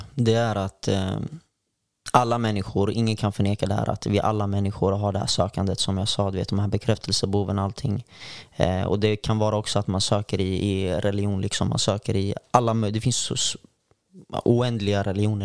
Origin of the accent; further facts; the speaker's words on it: Örebro, Örebro County, Sweden; now in Gothenburg, Sweden; jag kommer från eh, Örebro från början